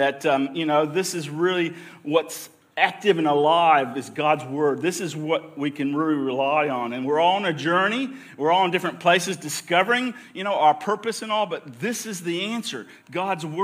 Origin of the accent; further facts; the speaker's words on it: United States; also born or lived in Victoria, Australia; now in Australia; my home country, great America